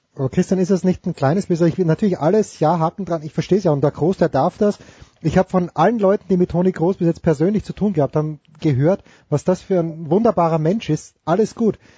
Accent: Austria; ich bin Österreicher

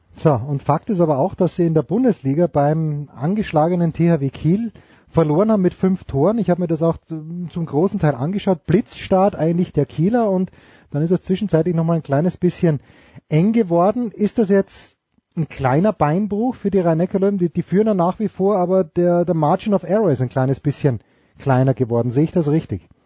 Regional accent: Austria; ich bin Österreicher

